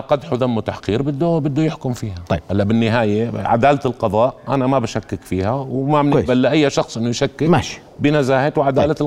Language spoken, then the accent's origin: Arabic; Jordan; انا كمواطن اردني